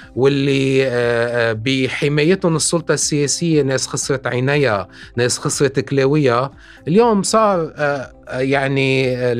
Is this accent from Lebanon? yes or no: yes; Lebanon; نحن عندنا بلبنان